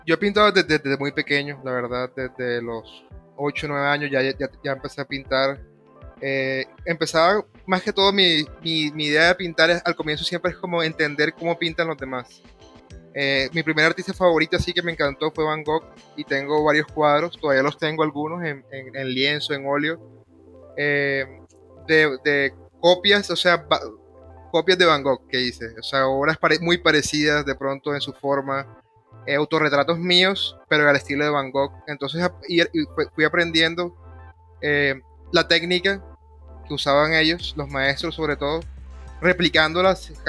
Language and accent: Spanish; Caribbean coast, Colombia; accent: costeño; pero el mío es de, la costa, yo sueno más un poco a veces como cubano, que de pronto una persona de Bogotá que suena más como peruano